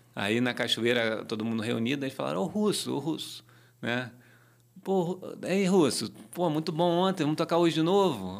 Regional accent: Rio de Janeiro, Brazil; eu nasci na rua Carvalho Alvim, na Tijuca, perto da rua Uruguai, ali na zona norte do Rio de Janeiro

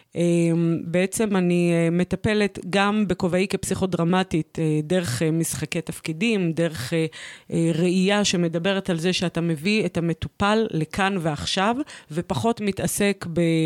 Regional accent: Kiryat Shmona, Northern District, Israel; גדלתי אה, בצל קטיושות, התבגרתי וצמחתי אה, בתוך אה, אה, עיירת... אה, אה, עיירת גבול אה, נפלאה, קריית שמונה

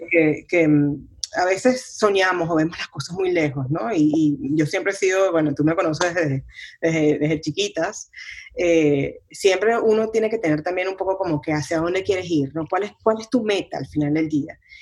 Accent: Venezuela; mi, mi país, eh, donde, donde crecí en Venezuela

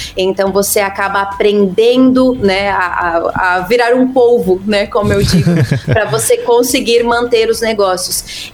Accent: Santa Catarina, Brazil; moved away as an adult; now in United States; eu sou da Terrinha

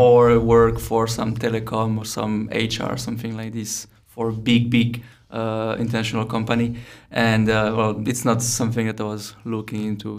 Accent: near Lyon, Auvergne-Rhône-Alpes, France; moved away as an adult; also born or lived in Brno, Czechia; now in Prague, Czechia; around Lyon, about 40, 45 minutes from Lyon by car

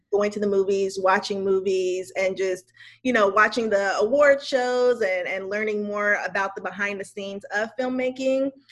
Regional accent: West Covina, California, United States; I am from West Covina, California, which is right outside of Los Angeles.

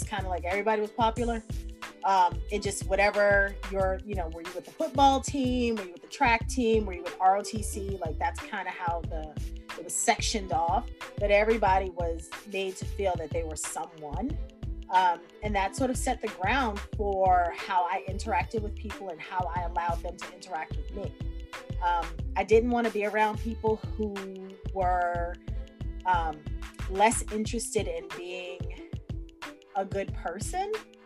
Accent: Boston, Massachusetts, United States; now in Quincy, United States; I grew up in Boston, daughter of a Boston police officer

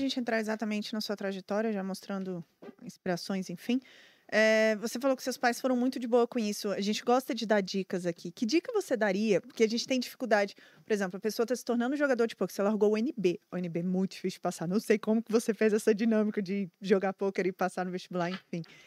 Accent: Brasília, Federal District, Brazil; eu também sou de Brasília

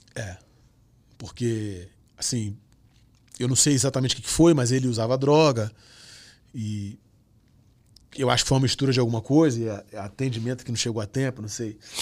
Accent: Rio de Janeiro, Brazil; sou nascido no Rio de Janeiro e, e tenho o maior orgulho de ser flamenguista, amo pagode, sou do funk, nascido na Nova Holanda. Com 7 anos eu chego na Vila do Pinheiro, saio da Vila do Pinheiro com 27 anos de idade

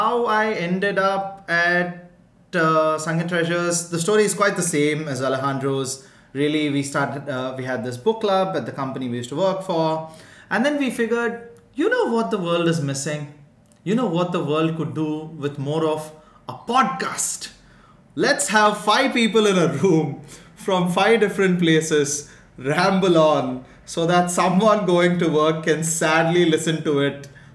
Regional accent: India; I'm from India

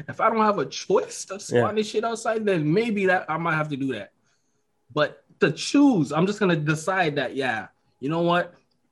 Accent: Jamaica; moved away; I grew up in Jamaica.

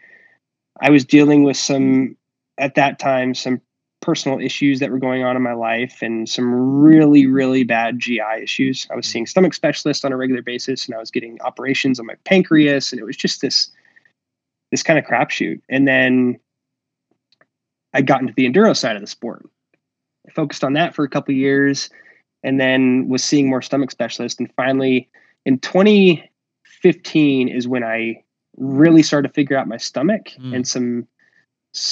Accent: Phoenix, Arizona, United States; growing up in the Ahwatukee area with South Mountain as our backyard here

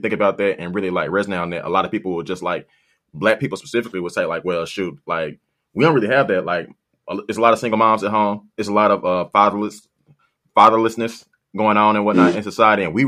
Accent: United States; I'm from South Haven

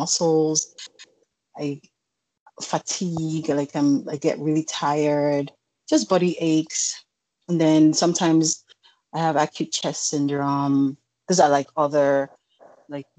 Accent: Edo, Nigeria; now in Virginia, United States; I'm also from Edo State, I'm Nigerian.

